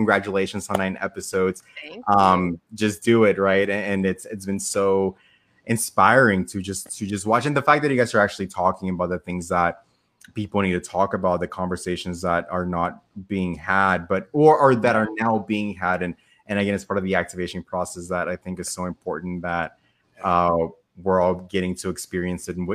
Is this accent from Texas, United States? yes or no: yes; Pasadena, Texas, United States; moved away; I grew up in Pasadena